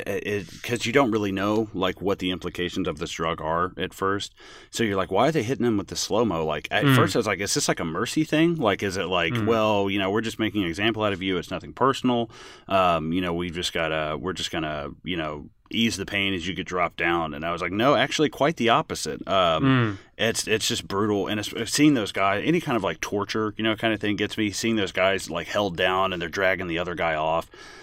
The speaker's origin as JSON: {"language": "English", "region": "England", "country": "United Kingdom", "said": "dude, I'm an English guy, so fuck it."}